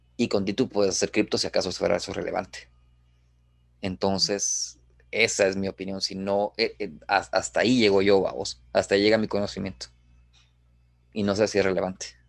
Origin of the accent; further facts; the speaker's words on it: Guatemala; nosotros como guatemaltecos